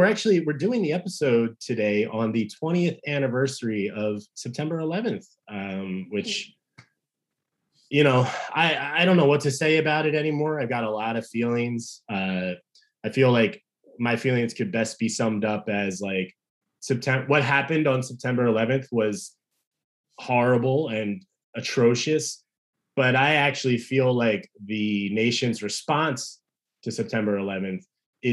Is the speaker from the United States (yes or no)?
yes; New Jersey, United States; I grew up in South Jersey